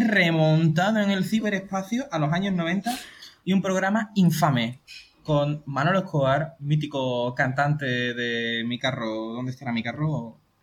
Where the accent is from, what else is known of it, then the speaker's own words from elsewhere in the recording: Andalusia, Spain; somos andaluces